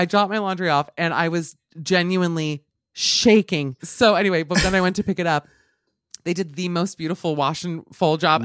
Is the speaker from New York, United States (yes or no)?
yes; New York, United States; I'm from New York